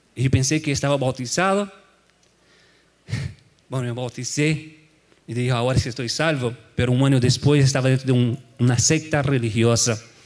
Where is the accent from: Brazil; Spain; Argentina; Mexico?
Brazil; moved away as an adult; now in United States; soy de Brasil